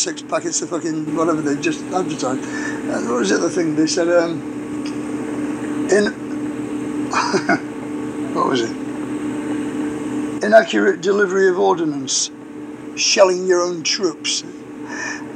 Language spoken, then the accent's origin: English; England, United Kingdom